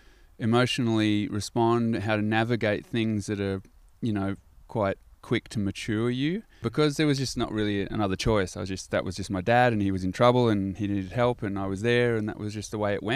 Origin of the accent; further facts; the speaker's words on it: Gold Coast, Queensland, Australia; And so what you're talking about growing up on the Gold Coast in a different kind of culture, pretty straighty 180 sport athleticism culture, I just had a different little crew.